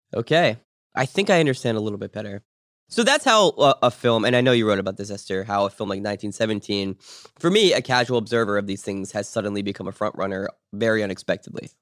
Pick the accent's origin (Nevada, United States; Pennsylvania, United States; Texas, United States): Pennsylvania, United States; Pittsburgh; I was born in Pittsburgh